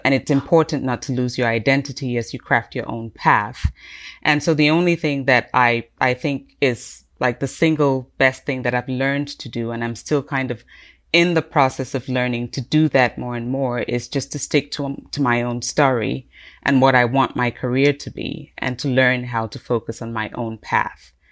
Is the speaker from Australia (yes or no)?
no; Cameroon; also born or lived in United Kingdom; now in United States; I'm originally from Cameroon